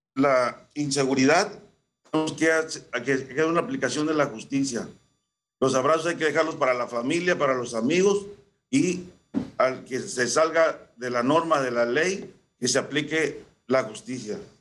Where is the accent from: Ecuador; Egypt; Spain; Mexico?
Mexico; Xicoténcatl, Tamaulipas; acá en la región de Cañera, la región Cañera de mi pueblo, Jicotencal.